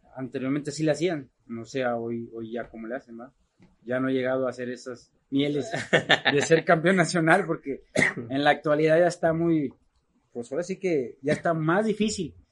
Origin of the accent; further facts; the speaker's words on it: Guadalajara, Jalisco, Mexico; yo soy nacido en Guadalajara, Jalisco